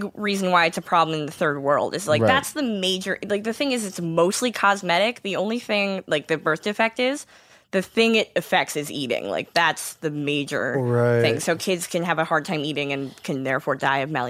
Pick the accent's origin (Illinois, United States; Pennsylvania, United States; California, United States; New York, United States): New York, United States; Rochester; accent: Western New York; also born or lived in Atlanta; I'm from Rochester